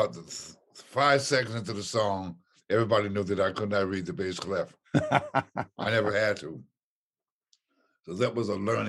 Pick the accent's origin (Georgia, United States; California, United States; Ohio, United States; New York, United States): Ohio, United States; moved away; I came from Ohio